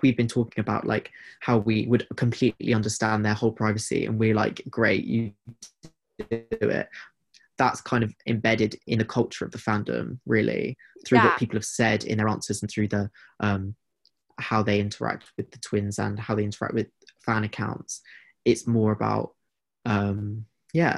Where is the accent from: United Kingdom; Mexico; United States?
United Kingdom; being British